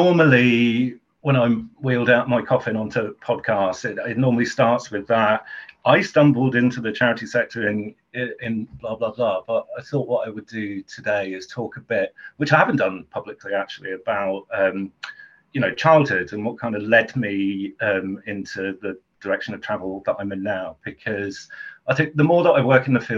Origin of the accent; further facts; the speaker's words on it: Southend-on-Sea, East of England, United Kingdom; I grew up in Southend, longest pier in the world